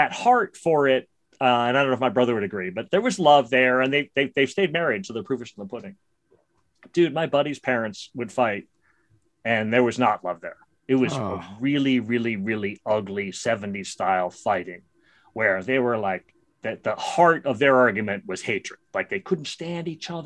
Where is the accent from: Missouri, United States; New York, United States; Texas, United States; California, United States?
New York, United States; New York City; I grew up in Brooklyn, New York.